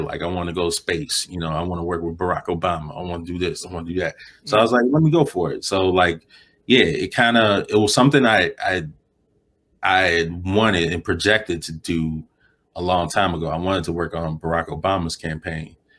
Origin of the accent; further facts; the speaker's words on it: Chicago, Illinois, United States; moved away as an adult; also born or lived in New York; now in Los Angeles, United States; growing up in Chicago